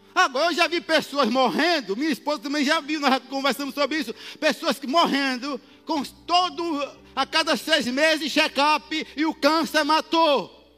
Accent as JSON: {"language": "Portuguese", "region": "Northeast Region", "country": "Brazil", "said": "como um bom nordestino"}